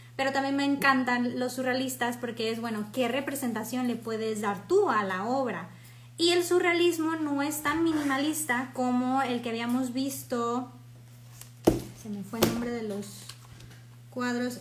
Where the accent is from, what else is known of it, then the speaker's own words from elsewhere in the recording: Mexico; soy mexicana